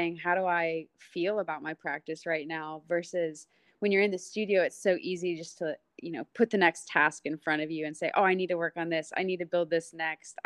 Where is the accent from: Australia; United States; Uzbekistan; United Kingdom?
United States; Texas; moved away as an adult; I'm from Texas